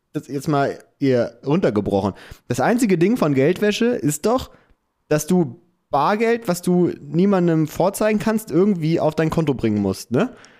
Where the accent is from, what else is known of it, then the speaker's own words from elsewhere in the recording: Clausthal-Zellerfeld, Lower Saxony, Germany; now in Hamburg, Germany; da wo wir herkommen, Klaus da Zellerfeld